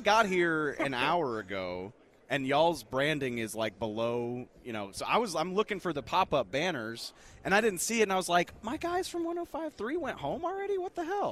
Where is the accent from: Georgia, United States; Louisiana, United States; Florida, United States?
Louisiana, United States; New Orleans; moved away; I'm from New Orleans originally.